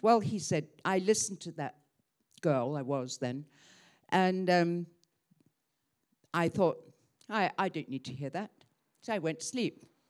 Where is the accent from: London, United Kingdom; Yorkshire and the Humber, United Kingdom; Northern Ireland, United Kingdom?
London, United Kingdom; Croydon; moved away as an adult; also born or lived in Hong Kong; I grew up in Croydon, Surrey